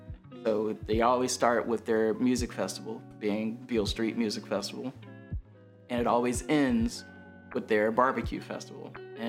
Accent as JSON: {"language": "English", "town": "Memphis", "region": "Tennessee", "country": "United States", "also_born_or_lived": "Philadelphia, Pennsylvania", "moved": "yes", "lives_now": "Mississippi, United States", "said": "But originally, I'm from Memphis."}